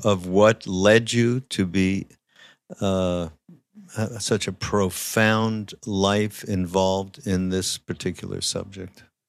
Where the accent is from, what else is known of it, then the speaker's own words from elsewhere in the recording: Montreal, Quebec, Canada; I'm from Montreal, as many people know